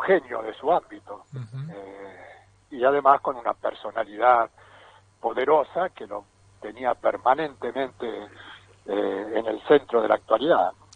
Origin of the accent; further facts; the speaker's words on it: Argentina; moved away; Yo soy del pueblo de Nega.